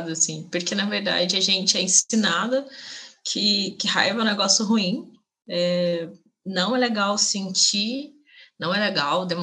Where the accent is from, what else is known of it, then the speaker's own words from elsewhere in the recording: Minas Gerais, Brazil; como boa mineira que sou, uma das coisas que eu mais gosto de fazer é experimentar novos cafés